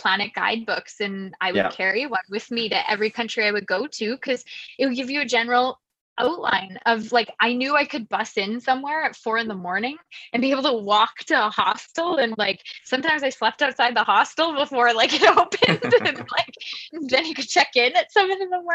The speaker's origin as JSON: {"language": "English", "region": "Saskatchewan", "country": "Canada", "said": "I'm from Saskatchewan, I'm a farm girl here."}